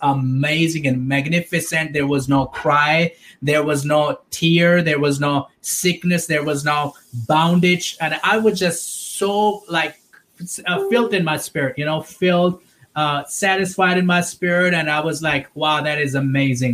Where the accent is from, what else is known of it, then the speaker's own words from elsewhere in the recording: Pakistan; I was born and raised in Pakistan